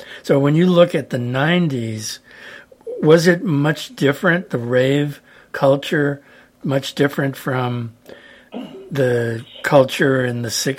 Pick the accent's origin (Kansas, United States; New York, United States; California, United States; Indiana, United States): California, United States; San Luis Obispo; my hometown, San Luis Obispo, California.